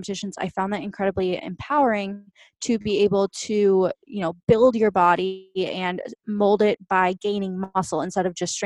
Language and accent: English; just outside of St. Paul, Minnesota, United States; now in Austin, United States; I currently live in Austin, Texas, but I grew up in just outside of St. Paul, Minnesota. So I'm a total Midwestern girl